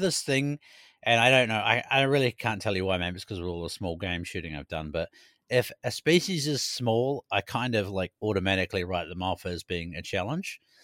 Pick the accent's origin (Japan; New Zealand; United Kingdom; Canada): New Zealand; now in Sweden; growing up in New Zealand